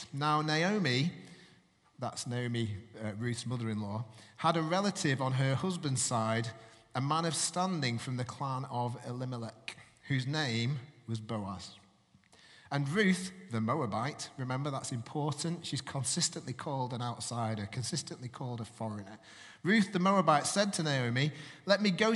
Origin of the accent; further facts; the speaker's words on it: Manchester, North West England, United Kingdom; moved away; I'm originally from Manchester, and my parents are from Manchester